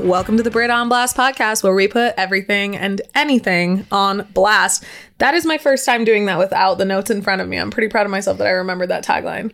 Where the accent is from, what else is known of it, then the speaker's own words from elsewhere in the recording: San Diego, California, United States; moved away; also born or lived in Incline Village / Lake Tahoe; I was from San Diego